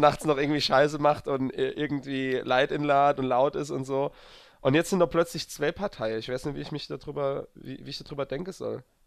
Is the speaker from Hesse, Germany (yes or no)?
no; near the Saarland border, Rhineland-Palatinate, Germany; ich bin ja quasi an das saarländische Grenz groß war